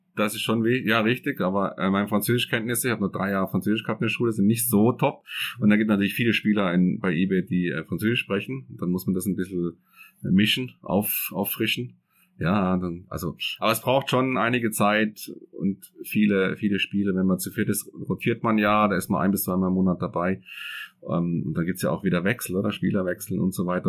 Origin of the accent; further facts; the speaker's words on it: Freiburg im Breisgau, Baden-Württemberg, Germany; now in Switzerland; ich komme ja aus Freiburg im Breisgau